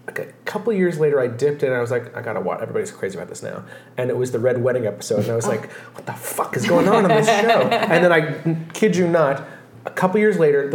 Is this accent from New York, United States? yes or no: yes; New York City, New York, United States; We're from the Bronx.